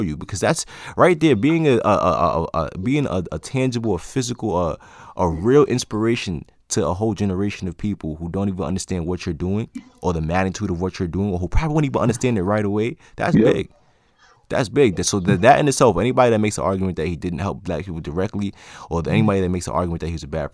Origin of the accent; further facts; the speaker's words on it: New York, United States; I'm from New York